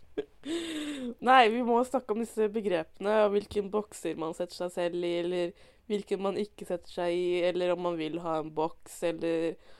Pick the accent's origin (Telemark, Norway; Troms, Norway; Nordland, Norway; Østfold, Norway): Østfold, Norway; Indre; jeg er fra Indre Østfold